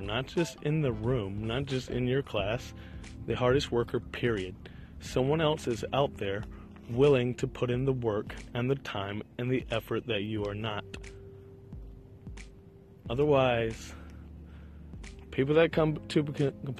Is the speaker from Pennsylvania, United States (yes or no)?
no; Richmond, Virginia, United States; I am walking around a park right now in beautiful Richmond, Virginia, my hometown